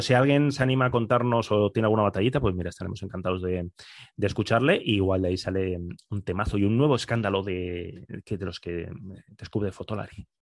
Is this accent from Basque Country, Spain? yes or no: yes; Bilbao, Basque Country, Spain; yo soy de Bilbao